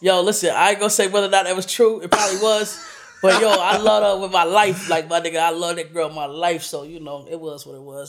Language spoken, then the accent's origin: English; Orlando, Florida, United States; I'm from Orlando.